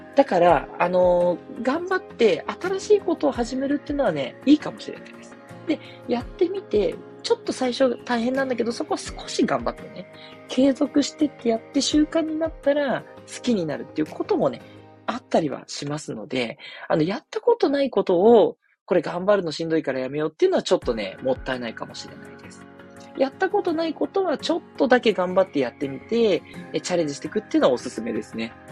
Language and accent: Japanese; Tokyo, Japan; 私は東京出身なんですけど